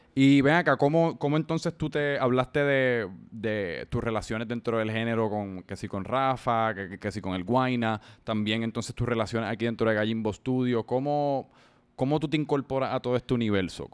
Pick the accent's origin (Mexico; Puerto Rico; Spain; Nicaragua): Puerto Rico; San Juan; yo también soy de Santurce